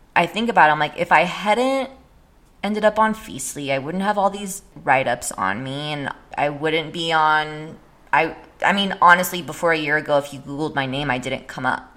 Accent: San Jose, California, United States; moved away as an adult; now in San Francisco, United States; I'm actually from San Jose

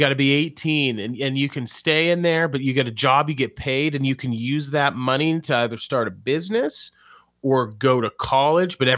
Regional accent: New Mexico, United States; now in Louisiana, United States; Like I'm from I'm from New Mexico, and now I'm in Louisiana rebuilding the nation.

